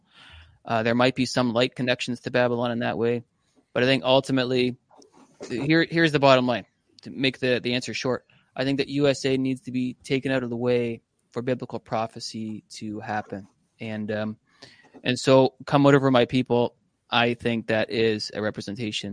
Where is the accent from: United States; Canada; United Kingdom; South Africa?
Canada